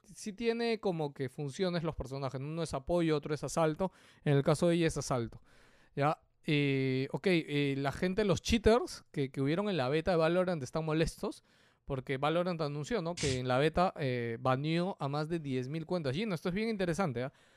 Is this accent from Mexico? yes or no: no; Peru; ¿de dónde eres? Perú